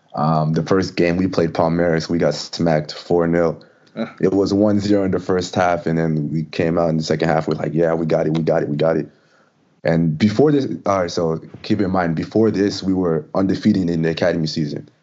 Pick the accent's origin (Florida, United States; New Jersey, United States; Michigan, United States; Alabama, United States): New Jersey, United States; Jackson; moved away as an adult; also born or lived in Wake Forest; now in Orlando, United States; I'm from originally from Jackson, New Jersey